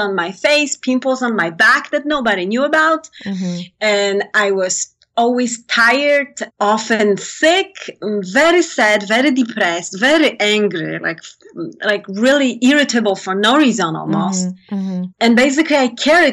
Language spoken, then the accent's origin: English; Poland; moved away; I come from Poland